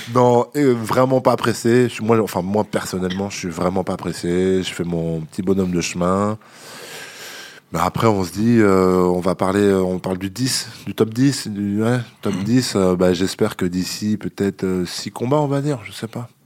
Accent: La Roche-sur-Yon, Pays de la Loire, France; moved away as an adult; now in Paris, France; je viens de Vendée.

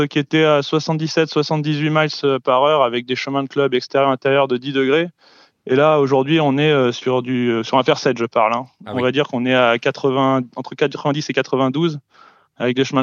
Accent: Lyon, Auvergne-Rhône-Alpes, France; Ah bah ouais, là, c'était, ah, bah, c'était magnifique. je pense que ça fait, ça fait plaisir. Au moins, ça met, on supporte Lyon

